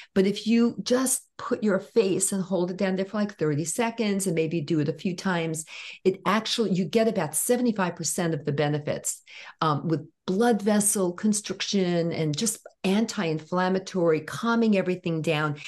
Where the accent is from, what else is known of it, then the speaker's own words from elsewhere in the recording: New York City, New York, United States; growing up in Brooklyn